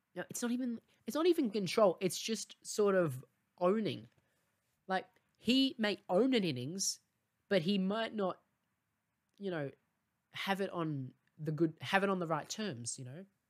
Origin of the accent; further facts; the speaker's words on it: Australia; as an Australian